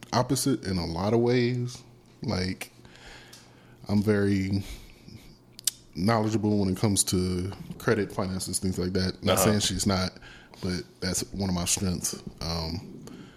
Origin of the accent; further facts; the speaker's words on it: Detroit, Michigan, United States; moved away as an adult; also born or lived in Cleveland, Ohio; now in Texas, United States; born in Detroit, raised between Detroit and Cleveland, Ohio